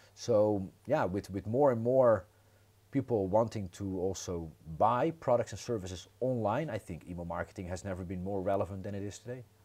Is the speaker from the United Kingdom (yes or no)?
no; Netherlands; moved away as an adult; now in Croatia; originally born and raised in the Netherlands, and I moved to Croatia 15 years ago.